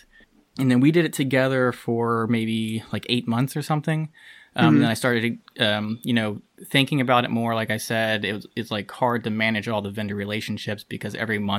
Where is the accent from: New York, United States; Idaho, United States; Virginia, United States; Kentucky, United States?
Kentucky, United States; also born or lived in Cincinnati; I am from Kentucky